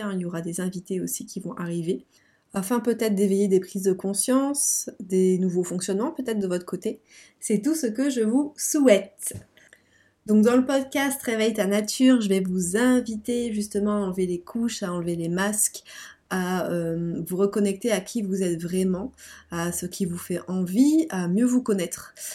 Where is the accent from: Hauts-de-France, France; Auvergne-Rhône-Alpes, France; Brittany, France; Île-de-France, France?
Hauts-de-France, France; Lille; Je viens de Lille, donc du nord de la France.